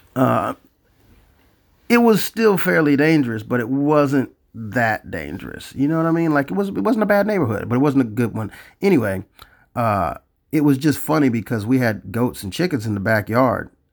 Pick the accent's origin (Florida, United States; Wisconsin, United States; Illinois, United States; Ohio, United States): Florida, United States; I'm from Florida.